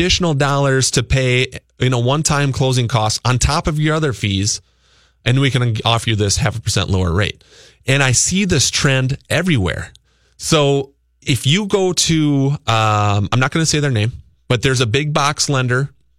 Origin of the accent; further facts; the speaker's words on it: Luverne, Minnesota, United States; moved away; my hometown of Laverne, Minnesota.